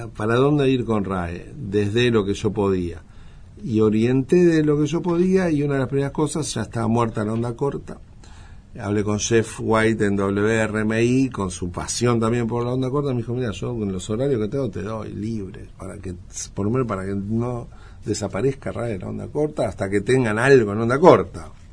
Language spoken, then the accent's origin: Spanish; Buenos Aires, Argentina; soy argentino, soy de Buenos Aires